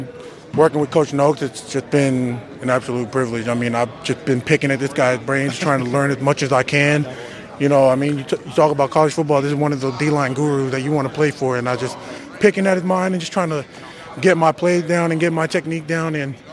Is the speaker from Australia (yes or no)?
yes; Australia; now in United States; It was actually here in the state of Washington. When I moved out here from Australia, I played for a club, Rainier Highlanders.